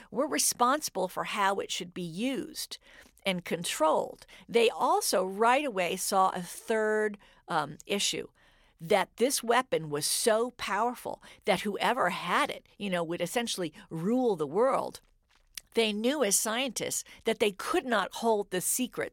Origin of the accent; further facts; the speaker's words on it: Cambridge, Massachusetts, United States; I grew up in Cambridge during the Vietnam War